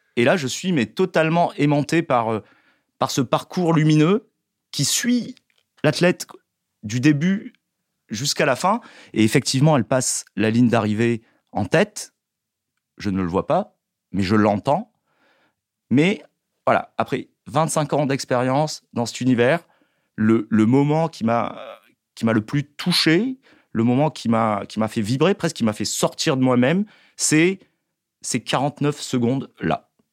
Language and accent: French; Marseille, Provence-Alpes-Côte d'Azur, France; je suis né à Marseille